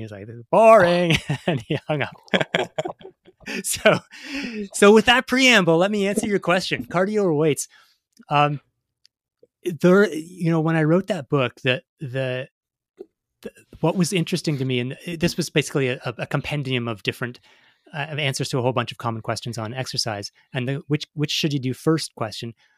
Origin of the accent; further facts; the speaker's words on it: Toronto, Ontario, Canada; growing up in Canada, you know, I grew up in uh, Toronto, in a city of four million